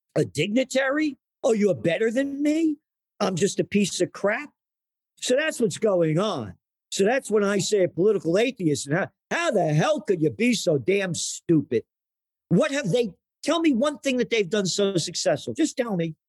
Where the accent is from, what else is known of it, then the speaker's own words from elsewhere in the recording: New York City, New York, United States; I grew up in the Bronx